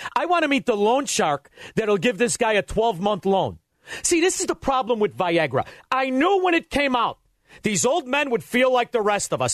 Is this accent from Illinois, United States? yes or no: yes; Cook County, Illinois, United States; I'm from Cook County